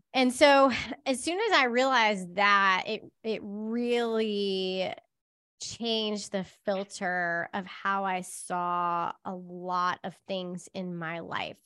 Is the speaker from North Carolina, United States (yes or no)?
yes; Charlotte, North Carolina, United States; moved away; I grew up in Charlotte